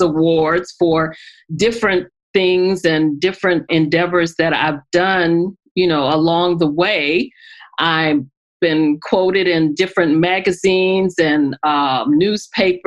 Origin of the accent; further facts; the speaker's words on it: New Orleans, Louisiana, United States; now in Maryland, United States; I currently live in Maryland, but I'm originally from New Orleans, Louisiana